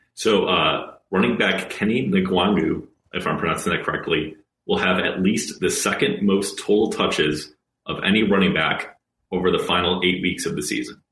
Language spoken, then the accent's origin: English; Ohio, United States; moved away; I'm not originally from Minnesota. I'm from Ohio